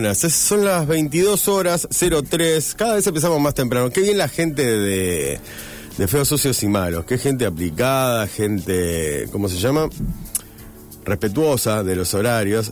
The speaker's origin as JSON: {"language": "Spanish", "town": "Rosario", "region": "Santa Fe", "country": "Argentina", "said": "Yo soy rosarino"}